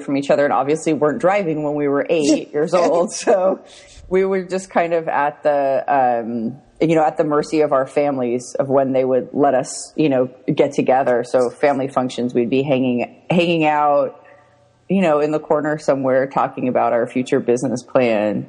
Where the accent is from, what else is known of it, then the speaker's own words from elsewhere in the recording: Orange County, California, United States; also born or lived in San Francisco / Los Angeles; I grew up in Orange County and then I moved to San Francisco and then I moved to LA and Hollywood and then I moved back to Orange County.